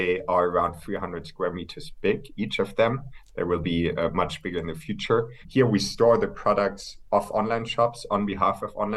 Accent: Hamburg, Germany; moved away as an adult; also born or lived in near Frankfurt, Germany / United Kingdom; now in Berlin, Germany; I'm originally from Hamburg, grew up there, grew up close to Frankfurt for a couple of years as well. Moved to the UK for my studies

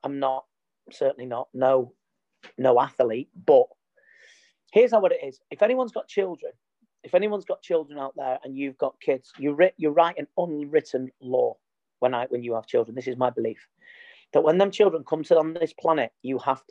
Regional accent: Trafford, North West England, United Kingdom; I was born in Trafford

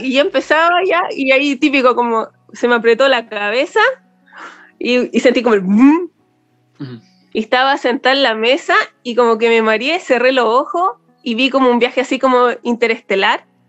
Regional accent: Valparaíso, Chile; soy de Valpo

